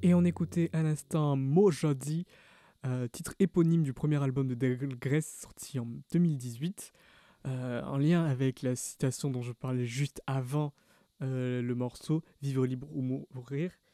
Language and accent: French; Bordeaux, Nouvelle-Aquitaine, France; dans les bandas chez nous à Bordeaux